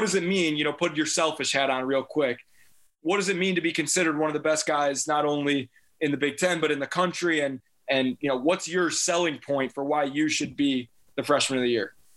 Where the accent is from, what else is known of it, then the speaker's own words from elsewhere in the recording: Deerfield, Illinois, United States; moved away; that's my hometown. I went to Deerfield yeah. High School